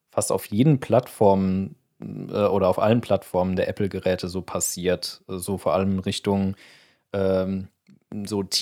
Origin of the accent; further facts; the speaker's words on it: Germany